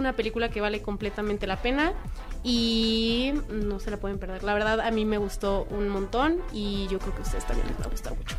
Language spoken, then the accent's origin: Spanish; Mexico; como mexicanos